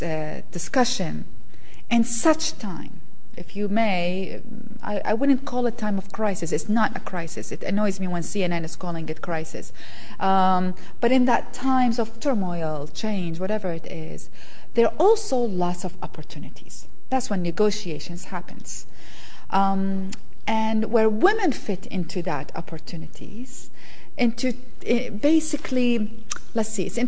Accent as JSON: {"language": "English", "country": "Iraq", "tie": "born or raised there", "moved": "yes"}